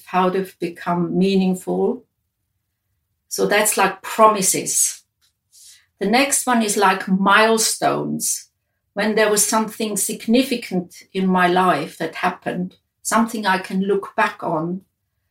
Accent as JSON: {"language": "English", "country": "Switzerland", "tie": "born or raised there", "moved": "as an adult", "said": "where I grew up in Switzerland"}